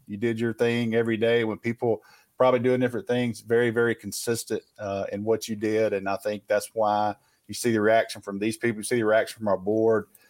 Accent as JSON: {"language": "English", "region": "the South", "country": "United States", "tie": "born or raised there", "said": "I grew up in the South, man. I got some country in me"}